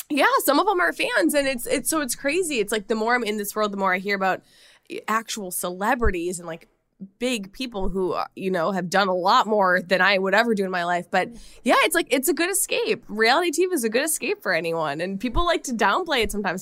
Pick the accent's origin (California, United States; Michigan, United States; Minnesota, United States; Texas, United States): Minnesota, United States; accent: Minnesota; my Minnesota accent